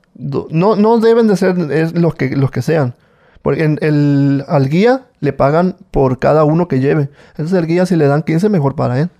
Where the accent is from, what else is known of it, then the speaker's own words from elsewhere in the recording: Culiacán, Sinaloa, Mexico; Yo soy de Culiacán, Sinaloa